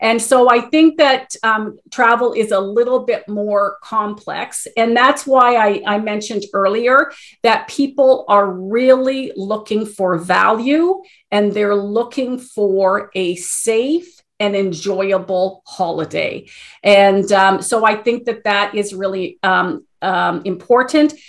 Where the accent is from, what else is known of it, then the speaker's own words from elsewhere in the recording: Canada; as Canadian travelers in this time of COVID